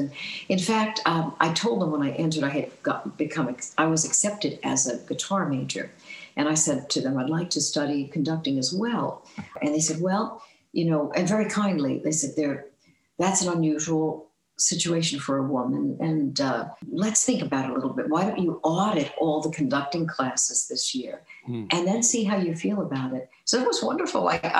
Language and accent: English; Northeast, United States; I mean, I grew up in the Northeast and, you know, spent all my time between New York and New Jersey and, you know, maybe went as far as Connecticut, I don't know.